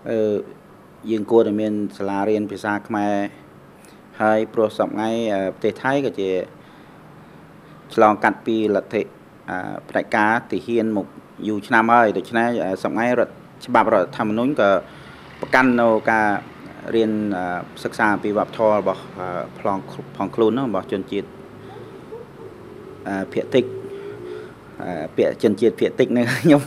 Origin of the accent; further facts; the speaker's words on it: Khukhan district, Sisaket, Thailand; born or raised there; now in Surin, Thailand